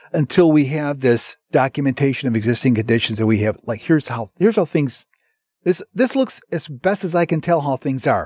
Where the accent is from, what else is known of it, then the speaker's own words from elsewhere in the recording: Chicago, Illinois, United States; I'm from the Northwest Side.